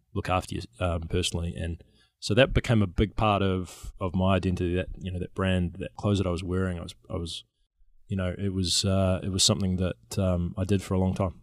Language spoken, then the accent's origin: English; New Zealand; now in San Francisco, United States; I'm a New Zealander